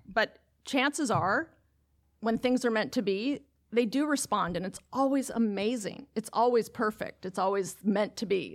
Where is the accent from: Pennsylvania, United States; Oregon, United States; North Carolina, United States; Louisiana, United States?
Oregon, United States; Lake Oswego; it will open in my hometown. And the district that is chartering the school is the district that I graduated from, from high school. And when I graduated from Lake Oswego High School